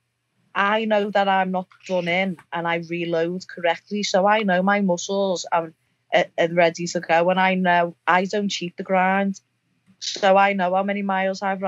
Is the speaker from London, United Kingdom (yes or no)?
no; the Northwest, North West England, United Kingdom; we're both from the Northwest